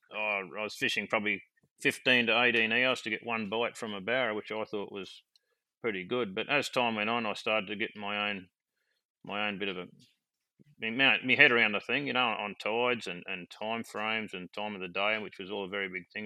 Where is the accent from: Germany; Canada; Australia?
Australia; Maryborough, Queensland; moved away as an adult; now in Weipa, Australia; I grew up, I was born and bred in Maryborough, southeast Queensland.